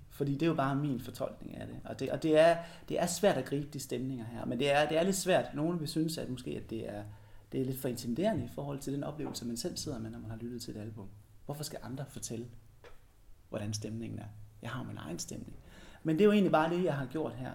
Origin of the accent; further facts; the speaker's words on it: Denmark; min kulturelle arv her i Danmark